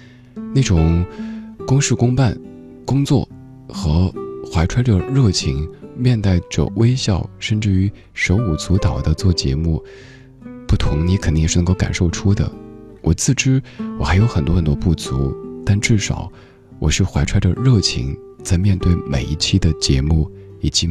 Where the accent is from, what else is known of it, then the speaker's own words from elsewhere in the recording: Guangdong, China; 你说我能说身为广东人的我明天又要穿回短袖了吗？